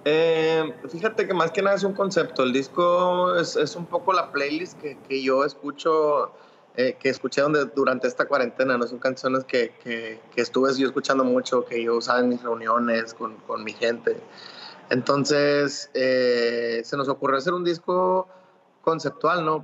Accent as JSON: {"language": "Spanish", "country": "Mexico", "said": "los que somos mexicanos"}